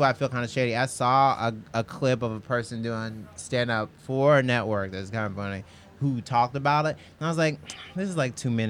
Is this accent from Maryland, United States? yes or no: no; Mississippi, United States; moved away; Like, you know I'm from Mississippi, right?